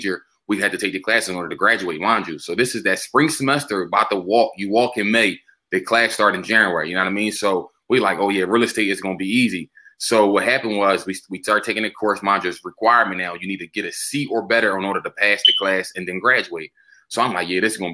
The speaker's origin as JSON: {"language": "English", "town": "Philadelphia", "region": "Pennsylvania", "country": "United States", "tie": "born or raised there", "said": "I'm from North Philly, born and raised"}